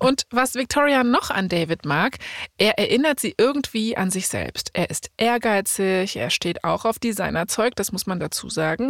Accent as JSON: {"language": "German", "country": "Germany", "said": "bei uns in Deutschland"}